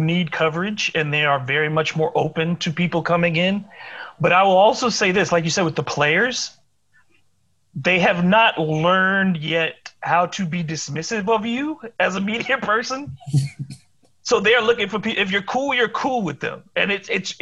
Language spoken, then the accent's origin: English; Detroit, Michigan, United States; moved away; also born or lived in Springfield, Massachusetts; I was born in Detroit. The Red Wings have been part of my life since I was a kid